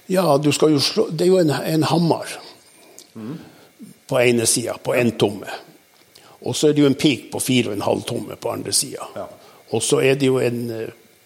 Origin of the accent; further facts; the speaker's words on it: Balsfjord, Troms, Norway; det er sånn i Balsfjorden, indre Balsfjord, der jeg kommer ifra